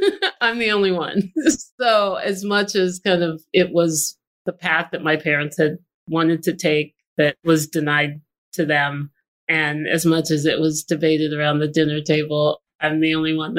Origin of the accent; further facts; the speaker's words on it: Austin, Texas, United States; moved away as an adult; also born or lived in Washington, D.C.; I wasn't born here, but I got here as fast as I could. I moved to Austin when I was 5 years old and did all of my public schooling here in Austin, and then left for 23 years